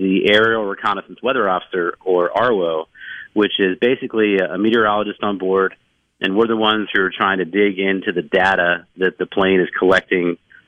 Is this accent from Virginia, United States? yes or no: yes; Virginia, United States; I used to drive my mom crazy when I was a kid growing up in Virginia.